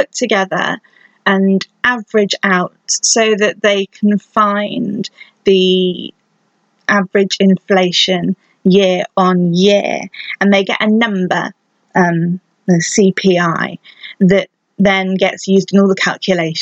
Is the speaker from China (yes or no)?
no; United Kingdom; I'm British